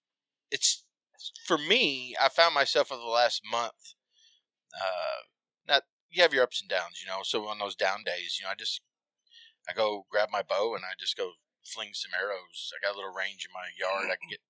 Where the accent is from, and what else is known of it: Indiana, United States